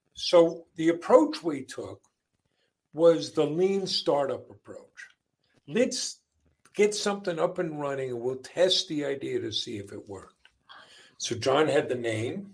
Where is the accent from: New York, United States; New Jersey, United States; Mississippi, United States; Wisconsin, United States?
New York, United States; Long Island; also born or lived in Queens, New York; I grew up in uh, a devout Catholic family on Long Island. I was born in Queens, New York, but uh, when I was a year old, they moved out to Long Island